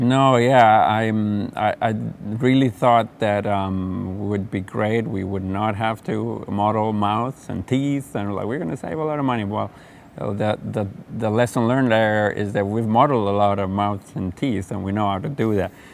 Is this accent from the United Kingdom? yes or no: no; Genoa, Liguria, Italy; growing up in Genoa, Italy